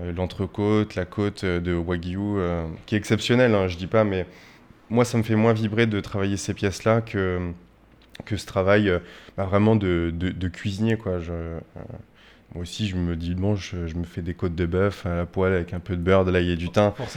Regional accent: Poitiers, Nouvelle-Aquitaine, France; moved away as an adult; now in Paris, France; Alors moi je suis né à Poitiers, donc jusqu'à l'âge de mes 18 ans j'ai vécu à Poitiers

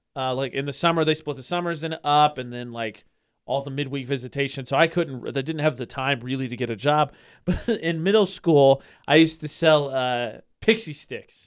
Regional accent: Lafayette, Indiana, United States; moved away; my hometown, it's called the Greater Lafayette area because there's Lafayette and West Lafayette

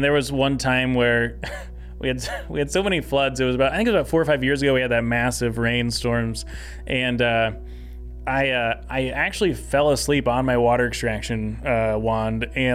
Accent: Salina, Kansas, United States; now in Omaha, United States; I grew up in Salina, Kansas, the oldest of eight kids

